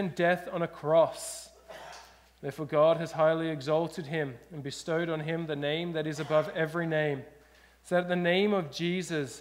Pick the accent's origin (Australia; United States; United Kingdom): Australia; now in British Columbia, Canada; I'm an Australian. I grew up in Australia